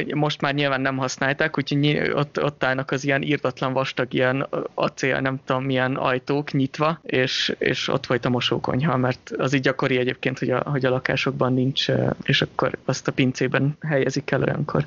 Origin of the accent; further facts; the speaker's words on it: Hungary; now in Switzerland; mint magyar állampolgár